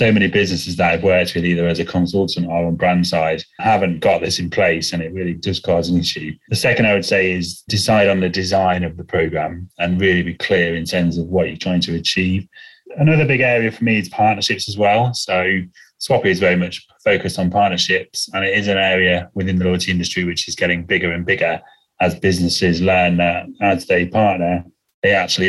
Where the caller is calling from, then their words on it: England, United Kingdom; Hi, I'm joining you from the UK, just outside of London in the countryside.